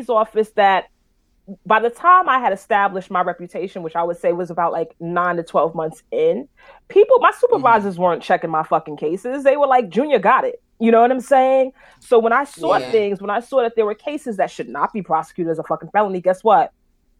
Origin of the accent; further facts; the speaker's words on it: New York City, New York, United States; I'm from Brooklyn